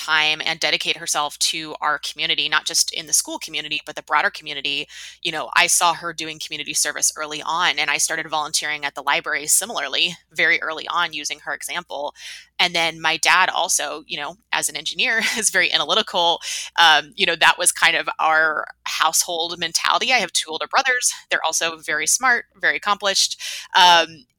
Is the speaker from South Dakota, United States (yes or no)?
no; Huntsville, Alabama, United States; growing up in Huntsville